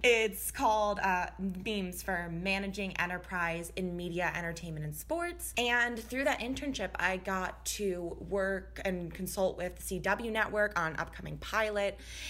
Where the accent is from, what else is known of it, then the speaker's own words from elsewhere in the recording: Florida, United States; also born or lived in Midwest; now in Los Angeles, United States; I am a Midwesterner and a Floridian, so weird combo, but I'm now out in LA.